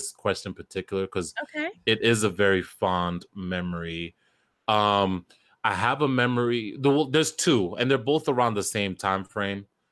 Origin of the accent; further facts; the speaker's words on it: New Jersey, United States; it still made its way to my airwaves in Jersey, 101.9